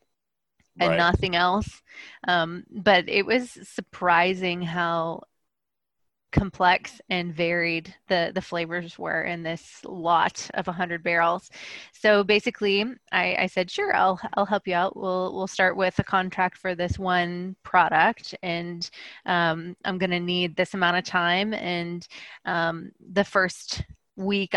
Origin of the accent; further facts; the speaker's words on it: Tennessee, United States; I was born in Tennessee